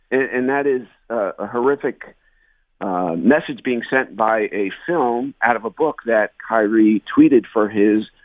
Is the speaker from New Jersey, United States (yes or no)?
yes; New Jersey, United States; I grew up in New Jersey